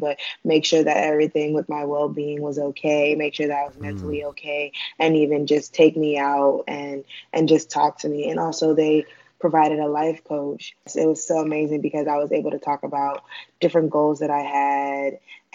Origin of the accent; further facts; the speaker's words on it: New York, United States; moved away as an adult; now in Atlanta, United States; I was born and raised in New York, and I currently attend college, Stoneman College, in Atlanta, Georgia